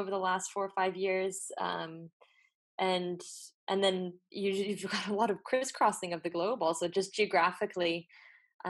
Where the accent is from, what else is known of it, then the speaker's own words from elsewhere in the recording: Belgium; also born or lived in United States; now in Brussels, Belgium; I moved back to Belgium after finishing my studies in the US. So I'm Belgian American.